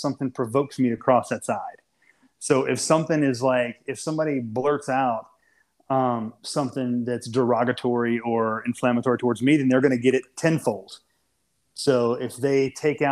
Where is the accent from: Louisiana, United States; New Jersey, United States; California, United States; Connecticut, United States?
Louisiana, United States; South; I'm from South fucking Louisiana